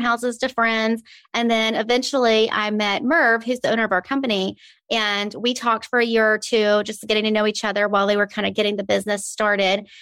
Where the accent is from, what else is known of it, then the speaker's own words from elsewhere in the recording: Birmingham, Alabama, United States; I am born and raised a native of Birmingham. I love it here.